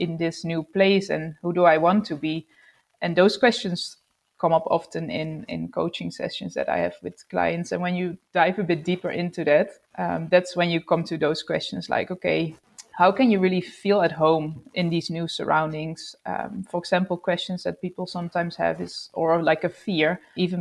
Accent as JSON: {"language": "English", "country": "Netherlands", "tie": "born or raised there", "also_born_or_lived": "Sydney, Australia / Melbourne, Australia", "moved": "as an adult", "said": "we moved to the Netherlands, where I'm from"}